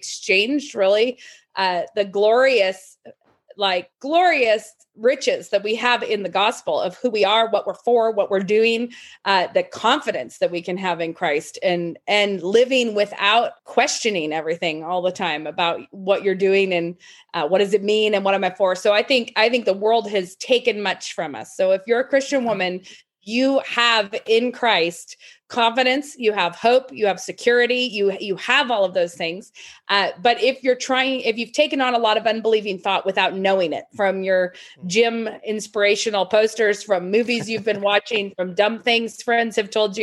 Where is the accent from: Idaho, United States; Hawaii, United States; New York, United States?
Idaho, United States; Moscow; I live in Moscow, Idaho. I was born in Moscow, Idaho. And I think I probably live the furthest I've ever lived away from where I was born right now, which is like 5 miles away from where I was born